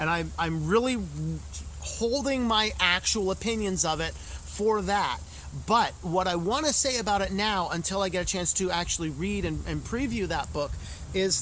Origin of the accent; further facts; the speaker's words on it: United States; as an American